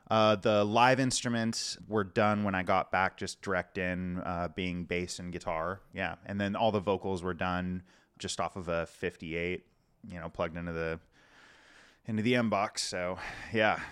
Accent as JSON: {"language": "English", "town": "La Puente", "region": "California", "country": "United States", "tie": "born or raised there", "also_born_or_lived": "Kansas City / Florida", "moved": "yes", "lives_now": "Portland, United States", "said": "I actually grew up in, uh, just outside the, outside of L A, kind of, um, like La Puente area, if you're familiar, or West Covina."}